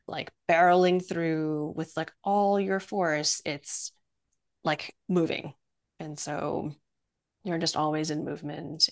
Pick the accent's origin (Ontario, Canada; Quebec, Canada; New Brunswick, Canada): Quebec, Canada; Montreal; also born or lived in Penang, Malaysia; I was born in in Malaysia in Penang and we moved when I was like 3 um, to Montreal